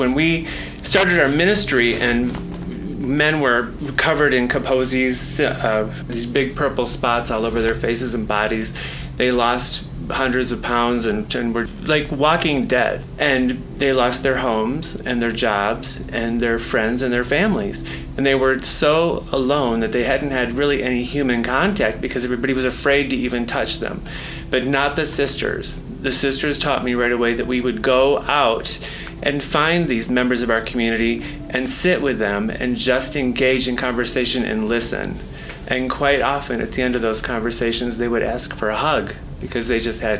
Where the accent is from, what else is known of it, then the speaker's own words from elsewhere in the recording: Grand Rapids, Michigan, United States; moved away as an adult; now in San Francisco, United States; my hometown of Grand Rapids, Michigan